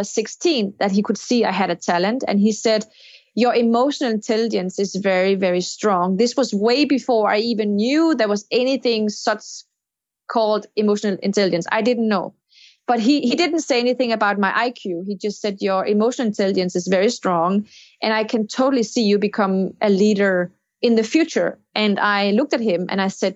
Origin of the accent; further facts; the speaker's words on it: Denmark; my home country, Denmark